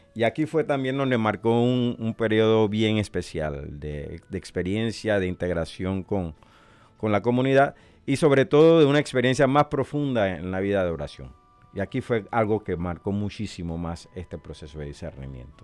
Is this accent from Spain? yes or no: no; Panama; moved away as an adult; also born or lived in El Salvador / Honduras / Nicaragua / Puerto Rico; now in Omaha, United States; nacido en Panamá